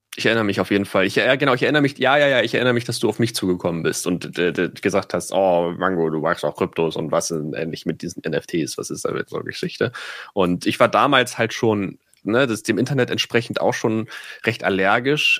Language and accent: German; Itzehoe, Schleswig-Holstein, Germany; moved away; wo ich herkomme, aus Itzehoe